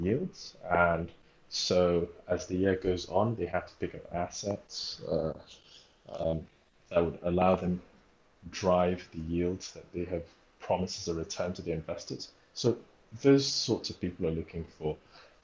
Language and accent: English; Lagos, Nigeria; also born or lived in Delta State, Nigeria / New York City, United States; I grew up in Lagos, Nigeria